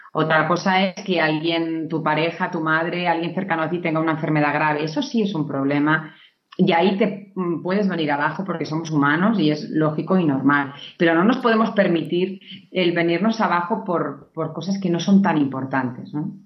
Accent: Navarre, Spain; yo soy de, Navarra

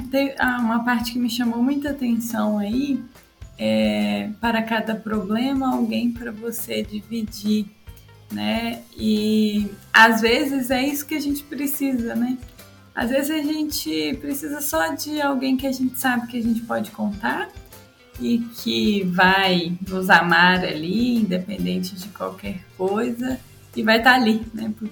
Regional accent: Belo Horizonte, Minas Gerais, Brazil; Nasci em Belo Horizonte. Nasci em Belo Horizonte.

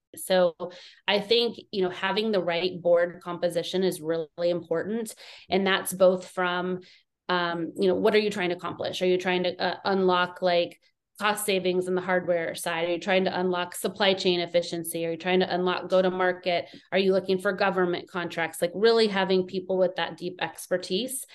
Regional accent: Southern California, United States; also born or lived in East Coast; I grew up in California

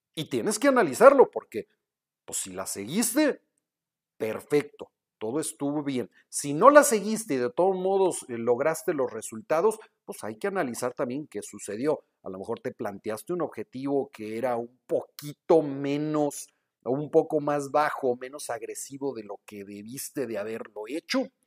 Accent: Guadalajara, Jalisco, Mexico; now in Monterrey, Mexico; vivo en Monterrey, pero soy de Guadalajara

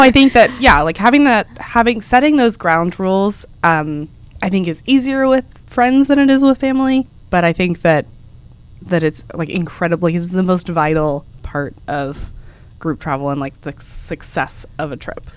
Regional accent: Dallas, Texas, United States; moved away as an adult; now in New York, United States; Dallas, which is where we're from

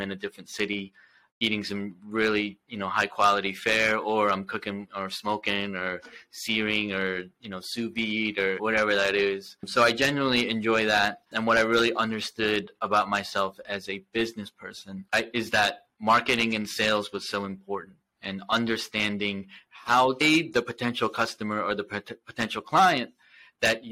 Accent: Philadelphia, United States; I grew up in the South Jersey, Philadelphia area

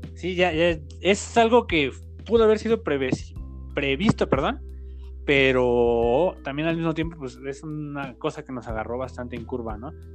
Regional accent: Tultitlán, State of Mexico, Mexico; yo soy tu vecino, soy de Tultitlán

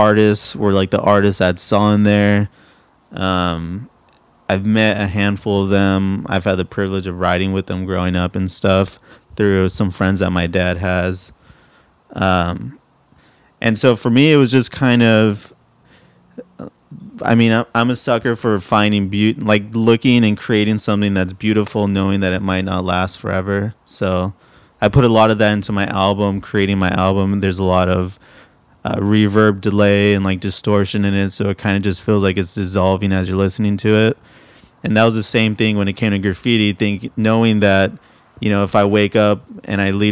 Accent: Pasadena, California, United States; moved away as an adult; also born or lived in San Diego; Born in San Diego, grew up in Southern California. I don't mean Orange County. I grew up in Pasadena and Eagle Rock

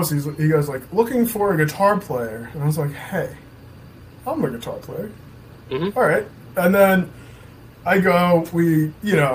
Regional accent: Hawthorne, New Jersey, United States; also born or lived in Ridgewood, New Jersey; Both of us are from Jersey. Yeah. Um, okay. he's from Paramus. Okay. I'm from Hawthorne. Now we're based out of Ridgewood.

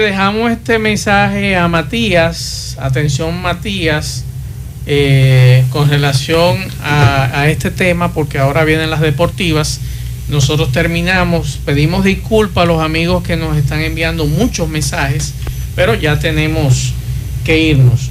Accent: Santo Domingo, Distrito Nacional, Dominican Republic; now in Santiago, Dominican Republic; mi acta de nacimiento eh, de, Santo Domingo, donde nací

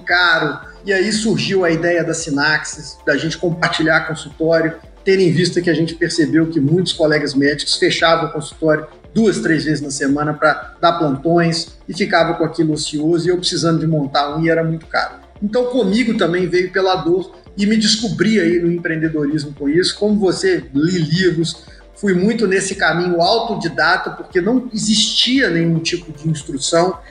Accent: Belo Horizonte, Minas Gerais, Brazil; moved away as an adult; now in Natal, Brazil; Eu sou de Belo Horizonte

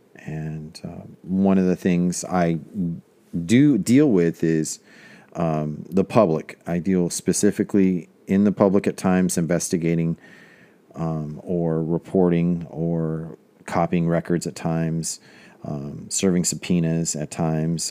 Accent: Manteca, California, United States; now in Stockton, United States; when I was growing up in Manteca

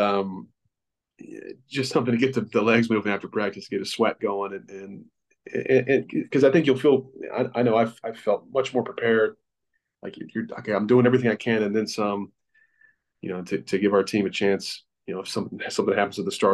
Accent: Rock Hill, South Carolina, United States; Rock Hill, South Carolina is my hometown

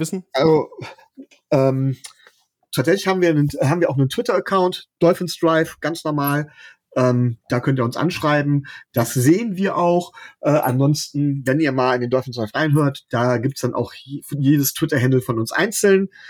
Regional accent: Mönchengladbach, North Rhine-Westphalia, Germany; ich komme aus Mönchengladbach

